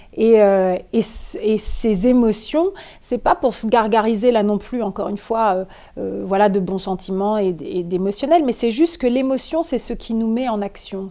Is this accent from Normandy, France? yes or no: yes; Normandy, France; je suis née en Normandie